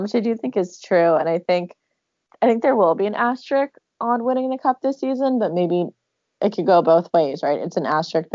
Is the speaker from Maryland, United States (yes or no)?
no; Seattle, Washington, United States; also born or lived in Phoenix, Arizona; I'm from Seattle, Washington